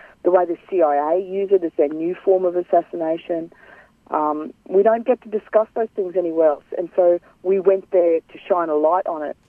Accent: Cairns, Queensland, Australia; I'm from Gimoy, which is Cairns in North Queensland

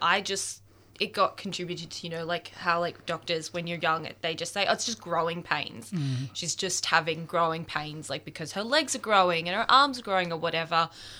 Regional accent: Melbourne, Victoria, Australia; So I'm 24 years old. I'm from Melbourne. God, that sounded really Aussie. born and bred Australian, and I am a photographer.

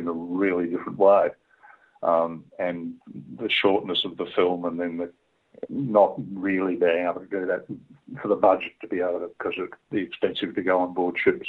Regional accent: Tasmania, Australia; I grew up in Tasmania, so the sea down there is, you're always 10 feet from it, seemingly.

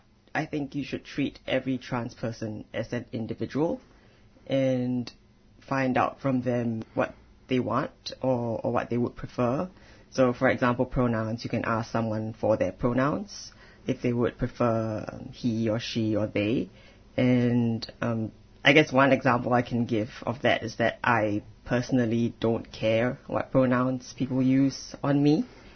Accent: Singapore; so I'm originally from Singapore. I'm ethnically Chinese.

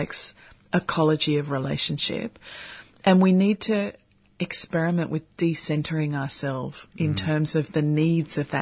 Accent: Sydney, New South Wales, Australia; moved away; I'm originally from Sydney, and we have a very specific cabbage palm in the neighbourhood that my family live in.

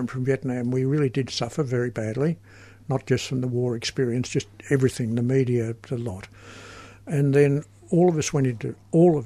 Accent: Australia; I'm an Australian

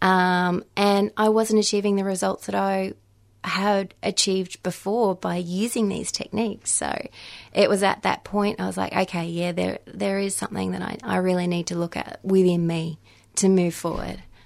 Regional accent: Victoria, Australia; moved away as an adult; I moved back into my home state, into Victoria

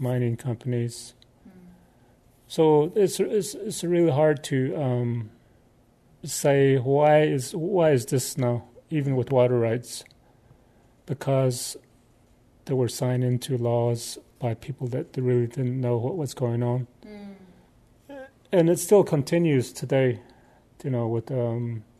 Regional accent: Arizona, United States; I'm a First Nations person originally from Arizona. I'm from the Navajo Nation

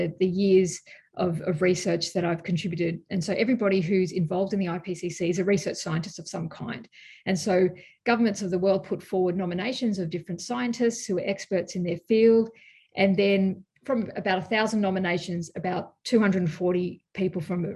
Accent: Australia; as an Australian

